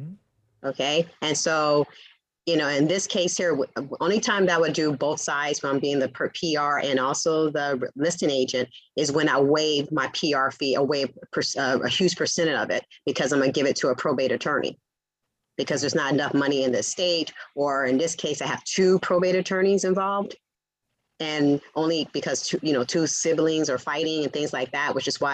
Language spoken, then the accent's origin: English; the Valley, California, United States; accent: Southern accent meets the Valley girl accent; I'm a California native. I was raised in the Valley, but my parents are from Louisiana, so I have a Southern accent meets the Valley girl accent